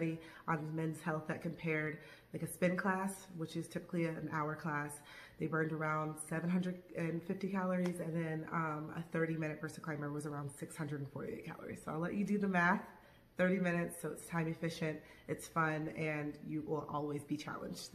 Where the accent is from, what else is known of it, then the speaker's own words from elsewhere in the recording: Tampa, Florida, United States; moved away as an adult; now in Los Angeles, United States; I'm originally from Tampa, Florida